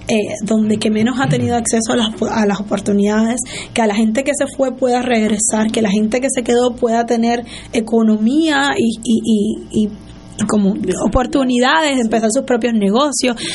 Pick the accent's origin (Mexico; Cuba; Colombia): Cuba; yo siempre digo que como periodista cubano